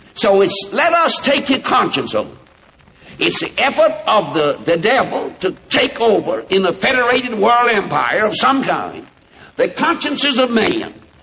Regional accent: United States; I'm an American

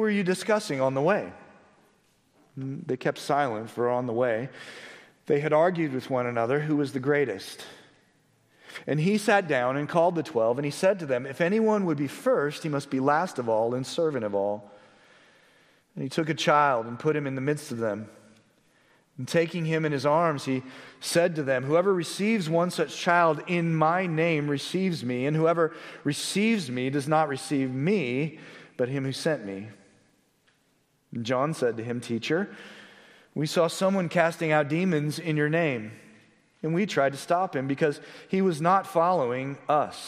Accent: Blue Springs, Missouri, United States; now in Johnson County, Kansas, United States; I was driving out to my hometown of Blue Springs, which is on the Missouri side, and I remember growing up

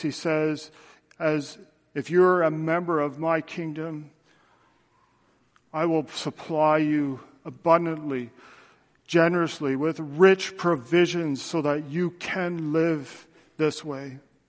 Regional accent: Canada; I'm a Canadian, and I have my Canadian passport, which identifies that Canada is my country.

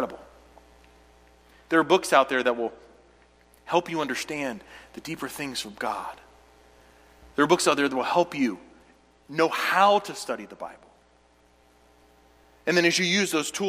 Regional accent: United States; I'm an American

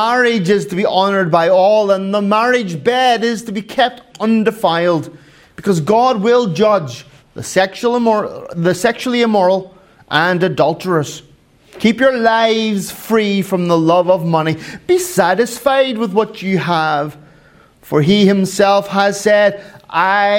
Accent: Ireland; I am Irish

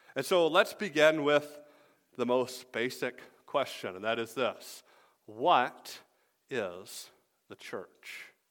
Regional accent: Atlanta, Georgia, United States; moved away as an adult; also born or lived in Greenville, South Carolina; now in Michigan, United States; I grew up in Atlanta.

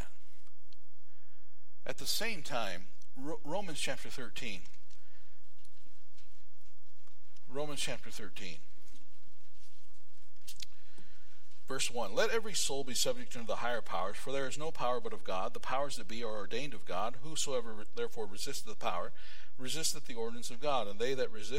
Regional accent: United States; being an American

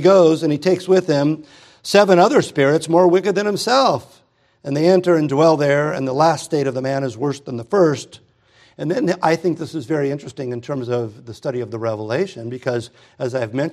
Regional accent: United States; I'm an American

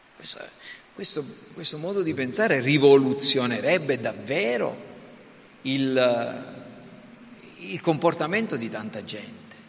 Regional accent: Sicily, Italy; Noi siamo nati in Italia, siamo italiani

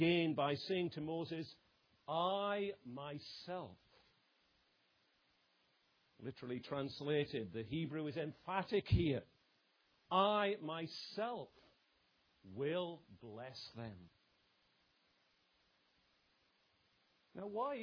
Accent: England, United Kingdom; I might say as an Englishman

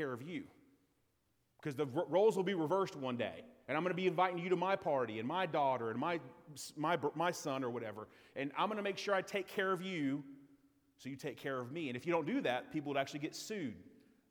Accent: United States; as an American citizen

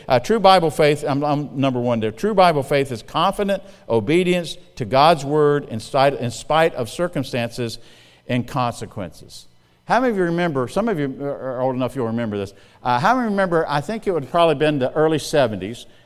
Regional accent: South Carolina, United States; moved away as an adult; also born or lived in Missouri; now in Indiana, United States; I'm from South Carolina

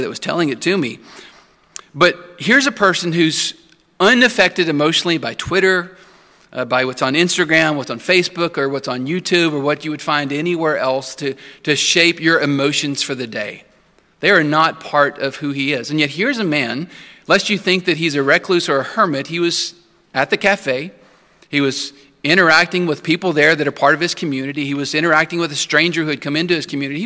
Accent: Santa Anna, Texas, United States; moved away; my hometown, Santa Ana, Texas

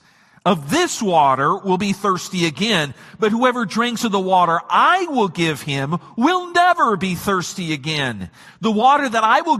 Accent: Michigan, United States

